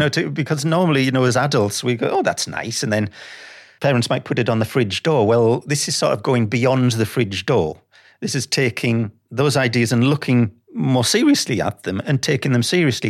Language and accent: English; Sunderland, North East England, United Kingdom; moved away; I'm from Sunderland